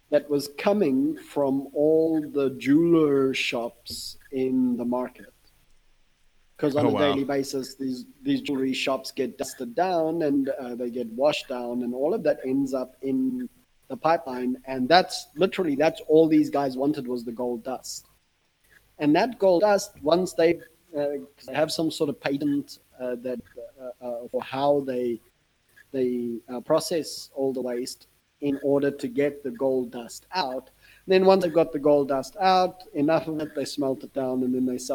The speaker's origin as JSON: {"language": "English", "country": "South Africa", "said": "as a South African"}